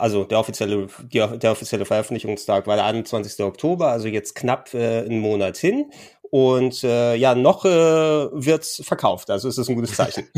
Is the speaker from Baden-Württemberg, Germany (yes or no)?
no; Hamburg, Germany; als gebürtiger Hamburger